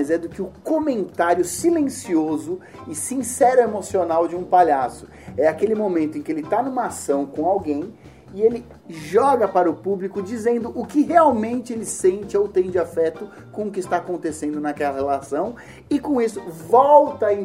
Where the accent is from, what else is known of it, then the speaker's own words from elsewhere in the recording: São Paulo, Brazil; Eu sou da ZL, sou da ZL do Belém e trabalhei e vivi muitos anos na cidade patriarca, Vila Ocuné, que é um pouquinho mais para dentro da Zona Leste.